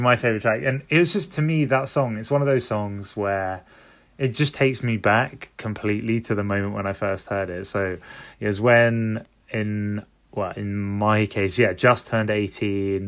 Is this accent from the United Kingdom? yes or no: yes; London, United Kingdom; I'm from London.